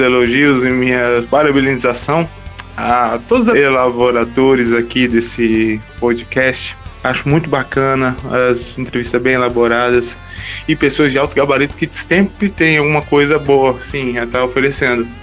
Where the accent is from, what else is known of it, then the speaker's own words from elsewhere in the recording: Vitória, Espírito Santo, Brazil; now in Serra, Brazil; sou natural de Vitória do Espírito Santo, residindo hoje no município de Serra